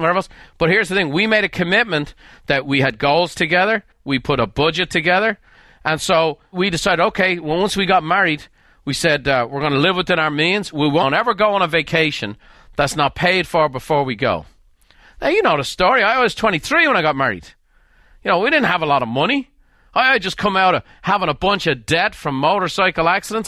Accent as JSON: {"language": "English", "town": "Dublin", "region": "Leinster", "country": "Ireland", "tie": "born or raised there", "moved": "as an adult", "lives_now": "United States", "said": "I grew up in Dublin."}